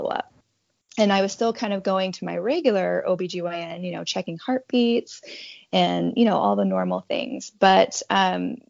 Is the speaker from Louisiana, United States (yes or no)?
no; Montana, United States; now in Independence, Oregon, United States; I'm originally from Montana, but I've called Oregon home now for 13 years